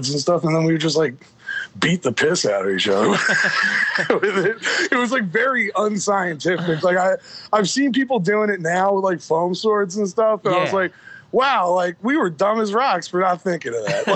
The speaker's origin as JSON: {"language": "English", "region": "New York", "country": "United States", "tie": "born or raised there", "moved": "yes", "lives_now": "Philadelphia, United States", "said": "Growing up in New York"}